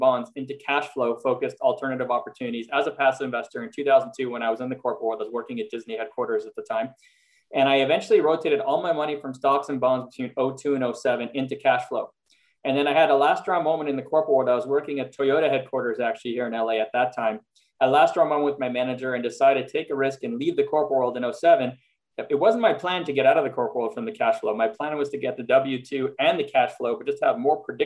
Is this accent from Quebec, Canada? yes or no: yes; Montreal, Quebec, Canada; moved away as an adult; also born or lived in Philadelphia, United States; now in Los Angeles, United States; I'm actually originally from Montreal, Canada. So I spent half my life in Montreal, which is where I was born and grew up